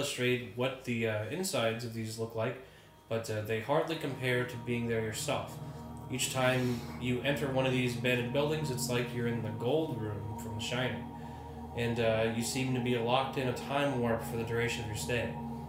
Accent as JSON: {"language": "English", "region": "Florida", "country": "United States", "tie": "born or raised there", "said": "every urbexer in my home state of Florida knows about River Country"}